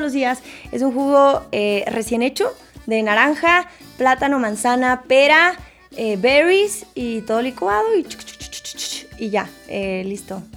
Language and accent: Spanish; Mexico City, Mexico; also born or lived in Puebla; Yo soy de la Ciudad de México, pero hay una confusión efectivamente porque en muchos ah. lados dicen que soy de Puebla, pero yo estudié en Puebla, no es que sea de Puebla